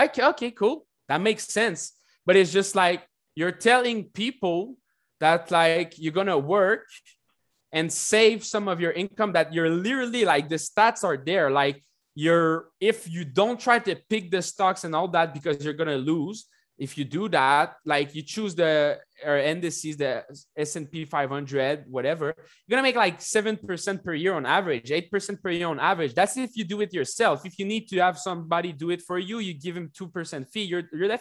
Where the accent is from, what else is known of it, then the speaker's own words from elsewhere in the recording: Canada; I'm from Canada.